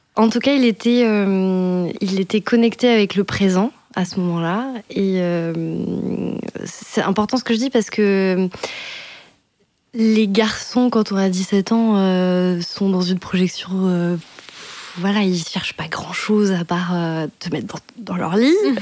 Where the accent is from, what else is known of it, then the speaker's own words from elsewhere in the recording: Périgueux, Nouvelle-Aquitaine, France; moved away as an adult; also born or lived in Bordeaux; now in Paris, France; je suis née en Dordogne, j'étais à Périgueux à ce moment-là